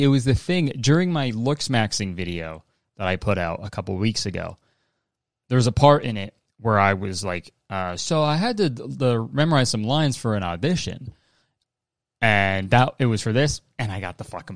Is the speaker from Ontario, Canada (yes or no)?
yes; Hamilton, Ontario, Canada; my hometown in Canada